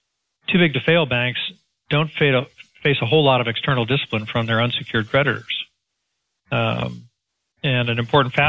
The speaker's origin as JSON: {"language": "English", "region": "Texas", "country": "United States", "said": "Again, Perry, and bear in mind, I'm a Texan and I look at it from a Main Street perspective"}